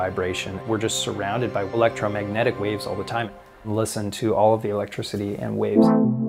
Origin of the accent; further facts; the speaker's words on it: Vancouver, British Columbia, Canada; I'm from Vancouver